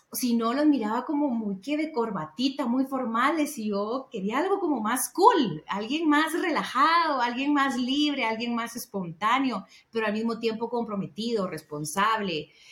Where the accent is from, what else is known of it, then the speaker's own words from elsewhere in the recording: Guatemala; moved away as an adult; now in Guatemala City, Guatemala; Yo soy del interior de Guatemala y me vine a trabajar a la ciudad